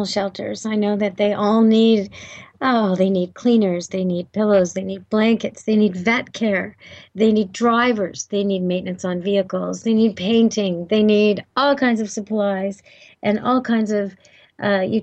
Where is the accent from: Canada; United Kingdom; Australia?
Canada